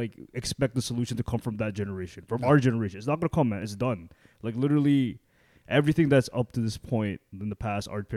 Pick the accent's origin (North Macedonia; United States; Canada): Canada; I was born in Canada. I was brought up in Canada